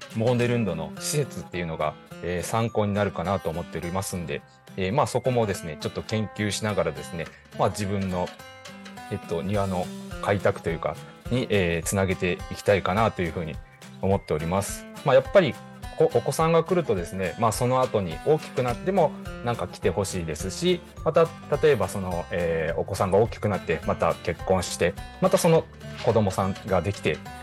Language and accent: Japanese; Higashikagawa, Kagawa, Japan; now in Kobe, Japan; 地元香川県東香川市を深く愛する男